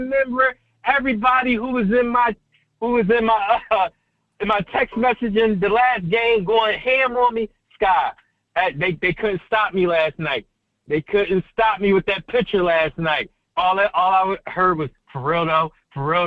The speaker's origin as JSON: {"language": "English", "town": "Philadelphia", "region": "Pennsylvania", "country": "United States", "said": "I'm from Philly"}